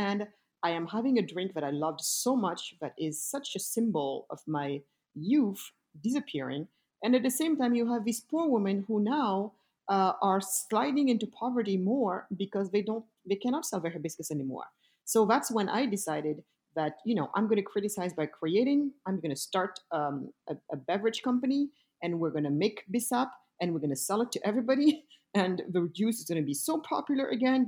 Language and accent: English; Senegal; also born or lived in Germany / France; now in United States; I am originally from Senegal, the west coast of Africa.